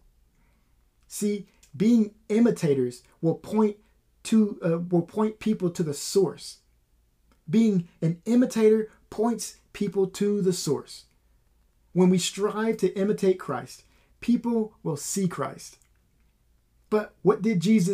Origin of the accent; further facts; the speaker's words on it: Waterloo, Iowa, United States; I am born and raised in Waterloo.